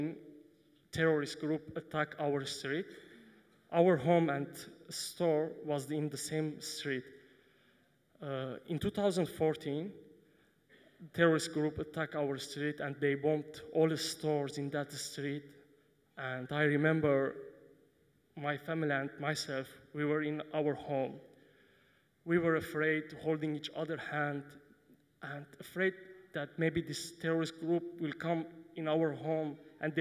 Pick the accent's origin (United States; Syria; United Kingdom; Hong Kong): Syria; moved away as an adult; now in Sydney, Australia; I came from Syria.